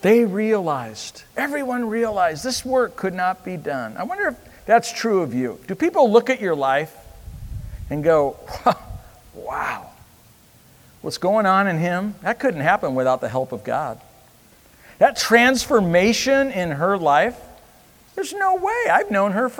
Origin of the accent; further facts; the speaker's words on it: United States; I'm American